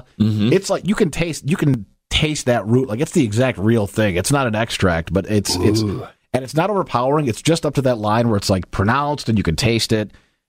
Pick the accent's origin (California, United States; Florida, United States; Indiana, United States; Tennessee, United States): Indiana, United States; I'm from Indiana. It's a long way home.